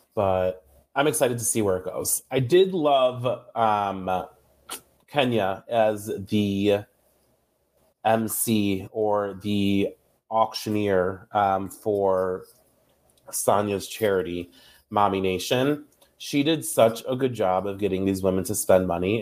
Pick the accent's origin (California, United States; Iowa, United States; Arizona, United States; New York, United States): New York, United States; I'm from New York